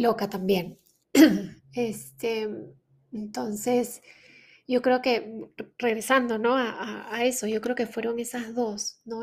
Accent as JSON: {"language": "Spanish", "region": "Lima", "country": "Peru", "also_born_or_lived": "Canada", "moved": "as an adult", "said": "quiero volver a Lima, quiero volver a Perú, no, este, no quiero que mis, hijos, que mis hijos crezcan acá, lejos de la familia"}